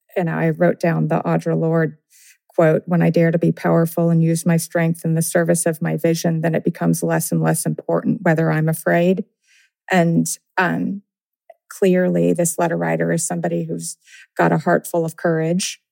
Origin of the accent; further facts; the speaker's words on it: Tennessee, United States; I grew up in Tennessee